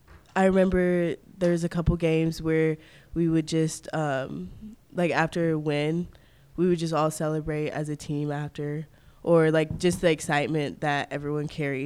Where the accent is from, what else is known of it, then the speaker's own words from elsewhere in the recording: New Bern, North Carolina, United States; born there; also born or lived in Mississippi / Florida; now in Germantown, United States; Well, I was born in New Bern, North Carolina, which is a couple of hours from Raleigh. And then I moved to Starkville, Mississippi for about 5 years. And then I moved to Pensacola, Florida.